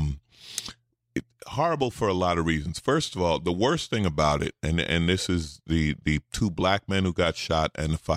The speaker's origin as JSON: {"language": "English", "region": "New York", "country": "United States", "tie": "born or raised there", "moved": "yes", "said": "I'm a city guy. I grew up in New York. I moved here"}